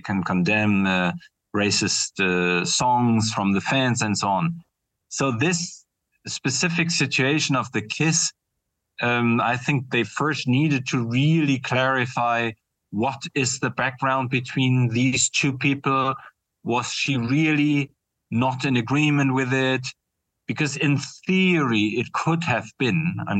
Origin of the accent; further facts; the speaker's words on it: Bremen, Germany; moved away; my hometown, Bremen in northern Germany